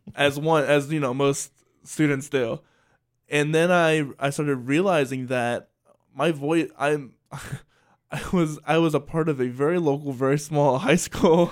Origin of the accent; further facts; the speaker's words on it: Salisbury, Maryland, United States; moved away; I grew up in Salisbury, Maryland.